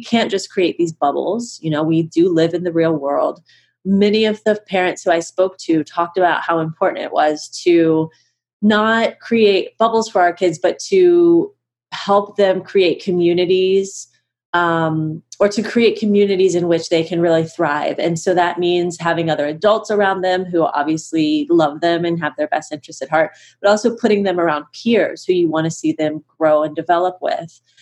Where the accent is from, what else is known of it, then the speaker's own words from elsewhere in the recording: Cincinnati, Ohio, United States; I live in Cincinnati, Ohio